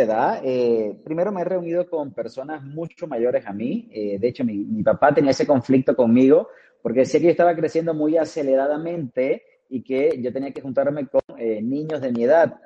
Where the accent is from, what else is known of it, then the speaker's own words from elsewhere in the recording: Maracaibo, Zulia, Venezuela; moved away as an adult; now in Cancún, Mexico; nazco en Maracaibo, Estado Zulia, eh, es la segunda capital de Venezuela.